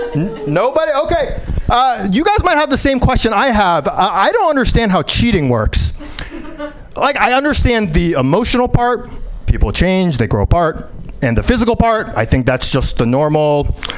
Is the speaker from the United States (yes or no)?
yes; New York, United States; I was born in New York